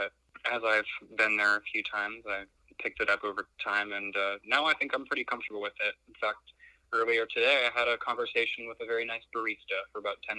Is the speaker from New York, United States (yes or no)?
no; Atlanta, Georgia, United States; moved away as an adult; also born or lived in Finland / South Korea; I left my hometown of Atlanta when I was 19. It was 2 weeks after I graduated high school.